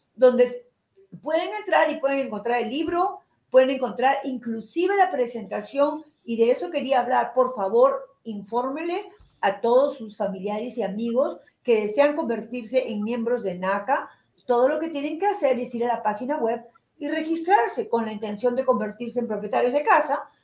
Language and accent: Spanish; Lima, Peru; moved away; la ciudad donde yo nací, en Lima, Perú.